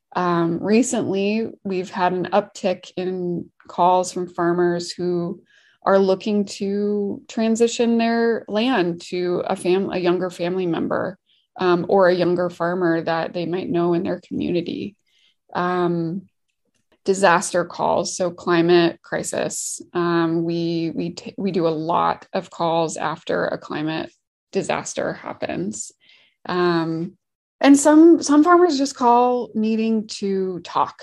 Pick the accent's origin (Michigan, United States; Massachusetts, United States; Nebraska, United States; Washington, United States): Washington, United States; also born or lived in Oregon / California; I'm from Washington State